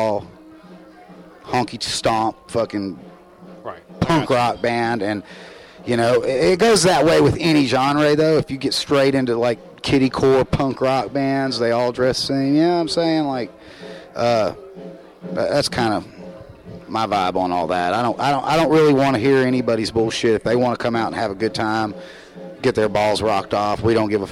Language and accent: English; the South, United States; accent: Southern; if you're from the South and you go to other areas of the country, like, they hear my accent